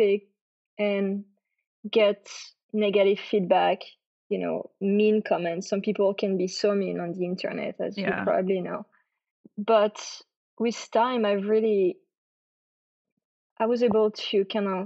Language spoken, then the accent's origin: English; France; English is a second language; moved away as an adult; now in Texas, United States; I was born and raised in France, as you can probably hear because of my accent. I came here in Texas in 2011 to be an au pair.